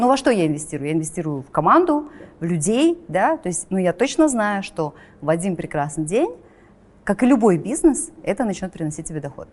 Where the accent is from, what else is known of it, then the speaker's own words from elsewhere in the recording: Kazakhstan; also born or lived in Astana; мы, казахи